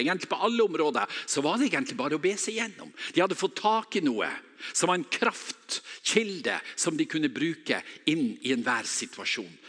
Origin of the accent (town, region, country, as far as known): Northern Norway, Norway; accent: Northern Norwegian